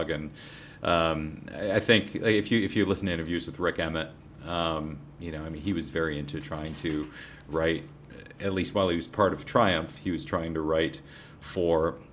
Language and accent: English; Toronto, Ontario, Canada; I grew up in Toronto, so you know, … was a big band up